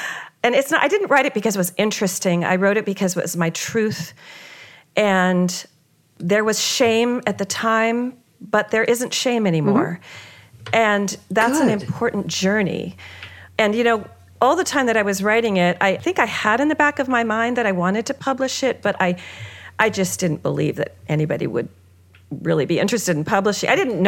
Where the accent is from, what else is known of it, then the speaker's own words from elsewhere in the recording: California, United States; I'm a child of the 60s and 70s. I was brought up in California with that kind of, you know, I did the EST training